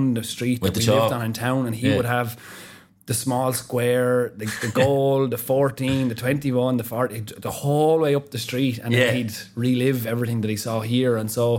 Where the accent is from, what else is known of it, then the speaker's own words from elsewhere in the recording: Wexford, Leinster, Ireland; the area that I grew up in Wexford when I was, you know, I don't know, 7, 8, 9, 10.